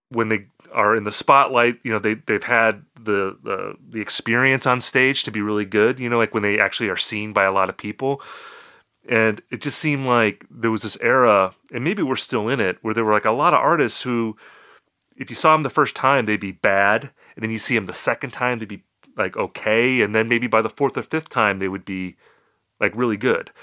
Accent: Appleton, Wisconsin, United States; also born or lived in Eau Claire, Wisconsin; Appleton, my hometown

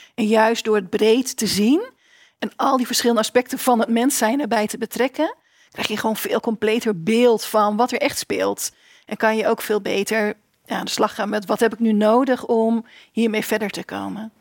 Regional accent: Winschoten, Groningen, Netherlands; moved away as an adult; also born or lived in Enschede; ik groeide op in Winschoten, in eh, Oost-Groningen.

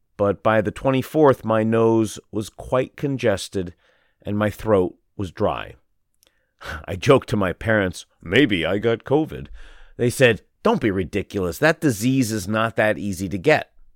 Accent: Shanghai, China; I was born and raised in Shanghai

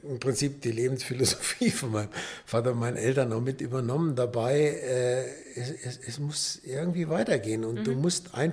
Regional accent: Rhineland, Germany; Da bin ich Rheinländer.

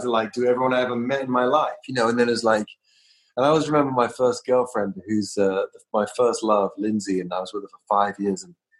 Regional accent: London, United Kingdom; now in United States; To Trauma Records in the Valley, and I came from London.

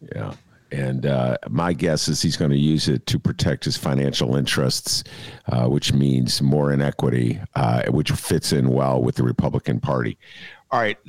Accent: Evanston, Illinois, United States; moved away as an adult; now in Chicago, United States; I grew up in Evanston, uh, a very sheltered middle class suburb

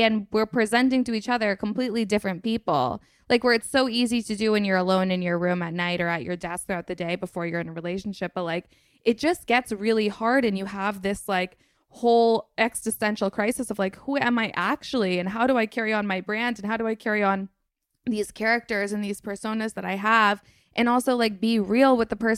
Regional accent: Vermont, United States; I grew up in Vermont.

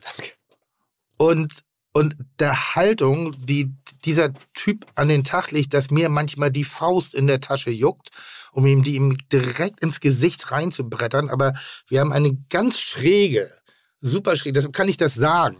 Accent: Pinneberg, Schleswig-Holstein, Germany; ich bin im, äh, im Westen groß geworden

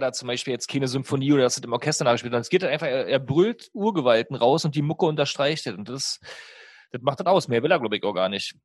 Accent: East Germany, Germany; Ich komme ja aus der DDR

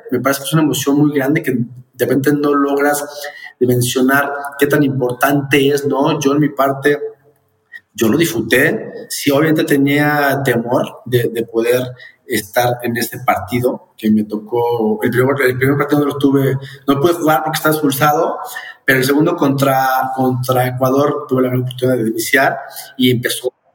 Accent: Mexico; como mexicano

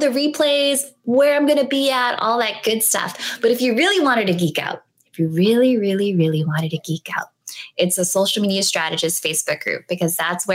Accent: San Diego, California, United States; I'm from San Diego

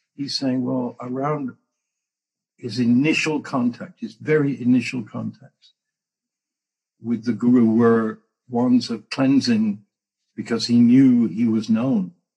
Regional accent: England, United Kingdom; moved away; I came from England

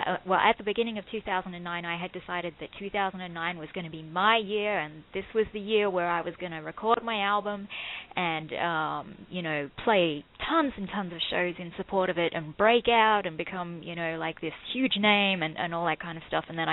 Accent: Australia; No, I don't have family here. I was born and raised in Australia.

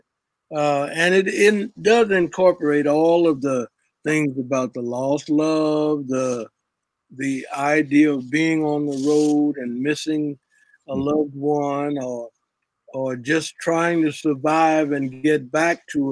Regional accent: Memphis, Tennessee, United States; growing up in Memphis

